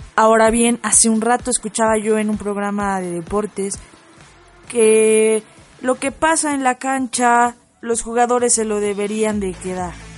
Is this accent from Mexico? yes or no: yes; Mexico